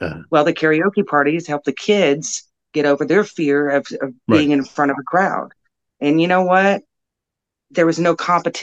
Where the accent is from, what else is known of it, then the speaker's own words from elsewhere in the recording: Plainfield, Indiana, United States; I grew up in Plainfield, Indiana, Plainfield Junior Senior High School back then.